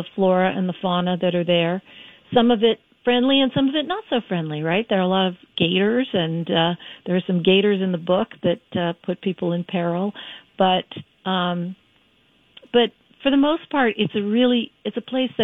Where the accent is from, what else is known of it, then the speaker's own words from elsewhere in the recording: Florida, United States; moved away; also born or lived in Trinidad; I grew up in Florida